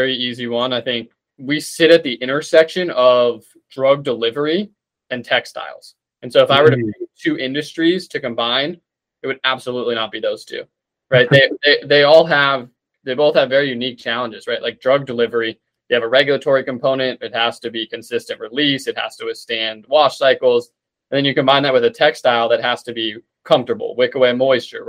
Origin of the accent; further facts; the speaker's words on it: Tucson, Arizona, United States; moved away as an adult; also born or lived in Seattle; now in North Carolina, United States; Grew up in Arizona, in Tucson, and then went to school out in Seattle and came out to North Carolina